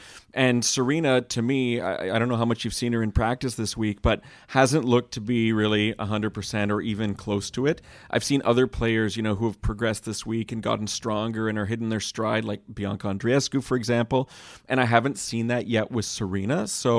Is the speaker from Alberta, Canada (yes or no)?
no; Montreal, Quebec, Canada; I remember as a kid actually chasing hockey autographs growing up in Montreal